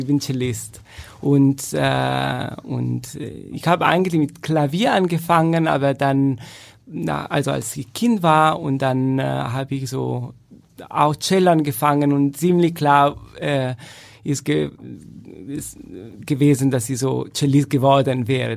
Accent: Turin, Piedmont, Italy; German is a second language; moved away as an adult; also born or lived in Frankfurt / Essen / Madrid; now in Germany; ich fühle mich sagen wir so, mehr Italiener, da ich da geboren und aufgewachsen bin

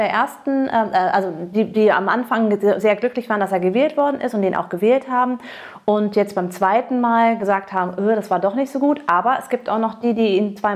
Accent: Massachusetts, United States; now in Cologne, Germany; Und ich komme aus einem, einer Gegend, die heißt Cape Cod.

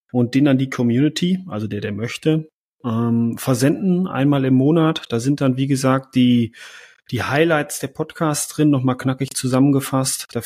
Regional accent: North Rhine-Westphalia, Germany; Ich sage immer einfach ein, sagen wir bei uns im Münsterland so.

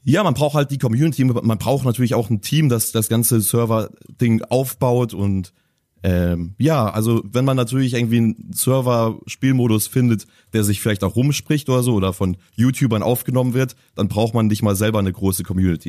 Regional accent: Hamburg, Germany; als Hamburger

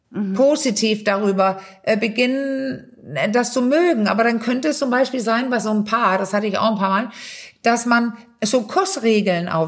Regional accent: Denmark; German is a second language; also ich als Dänin

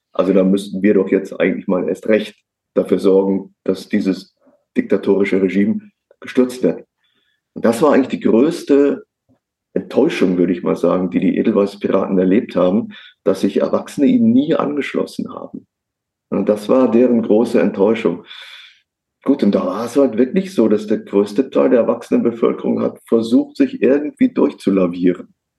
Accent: near Cologne, North Rhine-Westphalia, Germany; Also ich komme äh, gebürtig aus der Nähe von Köln.

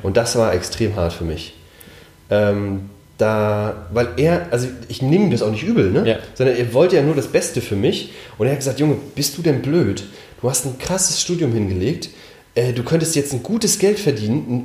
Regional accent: Mecklenburg-Vorpommern, Germany; ich bin in Mecklenburg aufgewachsen

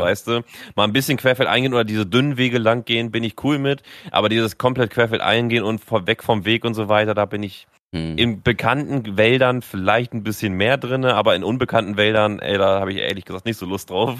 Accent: Northern Germany, Germany; kommst du da als Norddeutscher an, sagst immer Moin

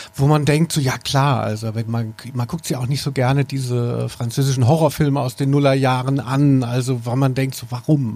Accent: Maintal, Hesse, Germany; also born or lived in Frankfurt; also ich bin in Frankfurt geboren und äh, habe aber äh, gelebt in, bin aufgewachsen in der Nähe von Hanau-Maintal

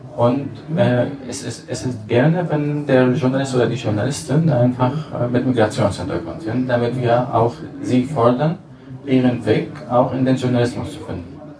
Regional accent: Damascus, Damascus Governorate, Syria; German is a second language; moved away as an adult; now in Germany; ich komme aus Damaskus

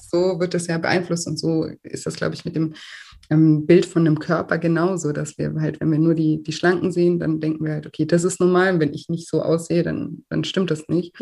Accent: Germany; bei uns in Deutschland

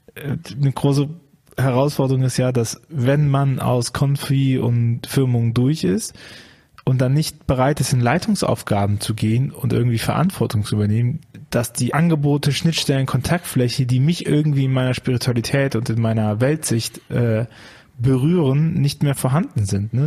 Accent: Bonn, North Rhine-Westphalia, Germany; Ich komme ja auch aus Bonn

